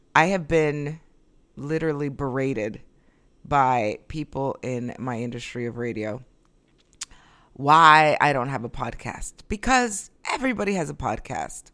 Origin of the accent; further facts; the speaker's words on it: Florida, United States; moved away as an adult; now in New York, United States; I left here when I was six, and I grew up in Florida